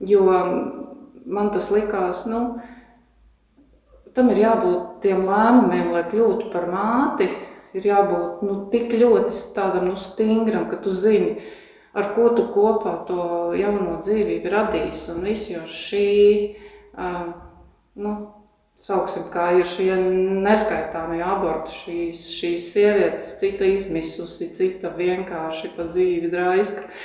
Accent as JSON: {"language": "Latvian", "region": "Kurzeme", "country": "Latvia", "said": "Tipisks kurzemnieks un ļoti sīksts."}